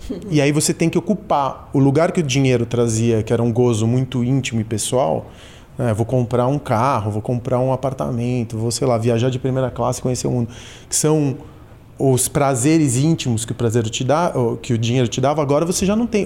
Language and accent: Portuguese; São Paulo, Brazil; also born or lived in Argentina; eu sou da Santa Cecília, quando eu cheguei da Argentina eu vim para Santa Cecília. Meu refúgio foi ser paulistano